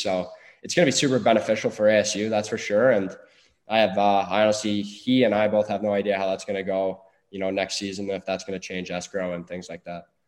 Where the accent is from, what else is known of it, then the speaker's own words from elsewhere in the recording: Peterborough, Ontario, Canada; going into Peterborough, which was, uh, totally unexpected going back to my hometown